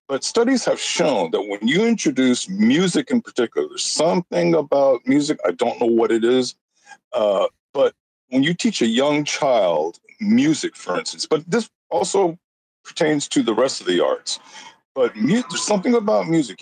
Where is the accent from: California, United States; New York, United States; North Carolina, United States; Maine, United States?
California, United States; Los Angeles; I grew up in East L.A.